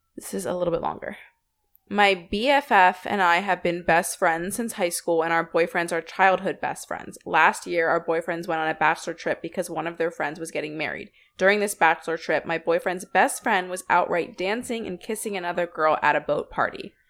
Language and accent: English; Philadelphia, Pennsylvania, United States; we are from Philly, and Sixers are our basketball team.